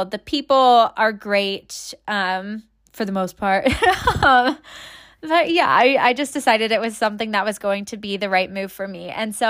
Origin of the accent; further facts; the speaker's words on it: Tampa, Florida, United States; now in Kansas City, United States; But yeah, moved up from Tampa. Tampa's my hometown. Spent, I guess, the majority of my life there, but also moved around quite a bit between cities and states